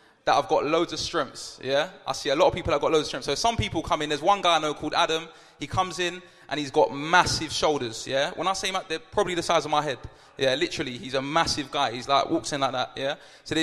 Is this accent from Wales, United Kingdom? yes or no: no; London, United Kingdom; I'm from South London